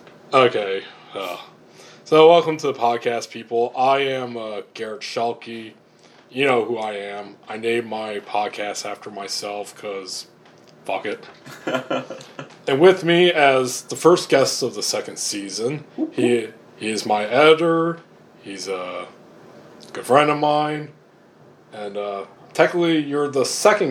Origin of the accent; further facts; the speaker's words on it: Alpena, Michigan, United States; A-Town, Alpinas, various names for my hometown of Alpena, Michigan.